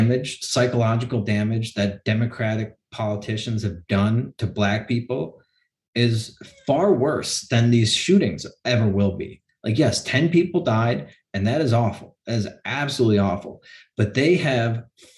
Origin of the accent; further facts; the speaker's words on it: Chicago, Illinois, United States; in Chicago, my hometown